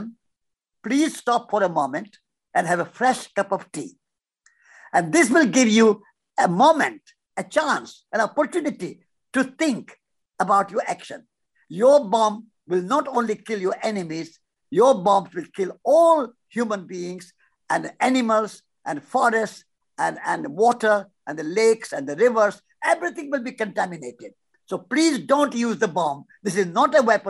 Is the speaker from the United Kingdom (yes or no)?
no; India; moved away; We are walking from India